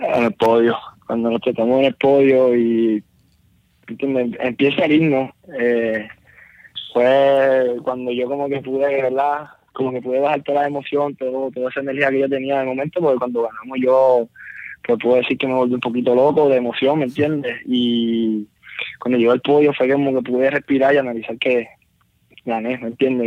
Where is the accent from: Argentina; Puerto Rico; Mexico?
Puerto Rico; Bayamón; porque soy de Bayamón